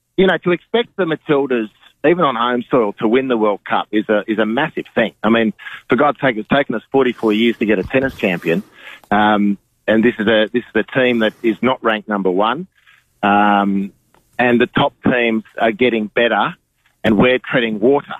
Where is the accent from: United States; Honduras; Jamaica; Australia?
Australia